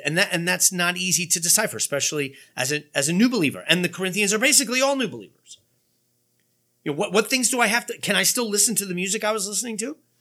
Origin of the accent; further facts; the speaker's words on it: United States; American Christians